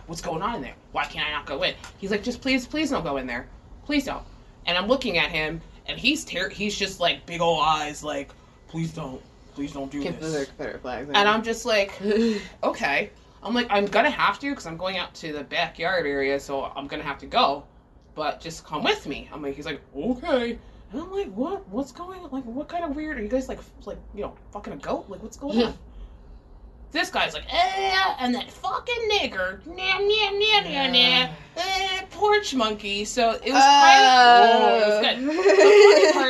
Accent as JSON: {"language": "English", "region": "New Jersey", "country": "United States", "said": "And I'm from New Jersey, so I'm like, this is a fucking adventure."}